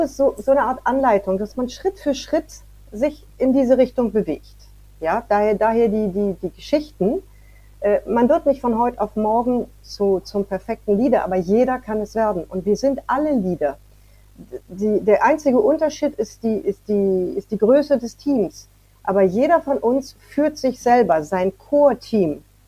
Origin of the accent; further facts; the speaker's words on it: France; moved away; Ich bin in Frankreich aufgewachsen, aber dann bin ich zurückgezogen nach Frankreich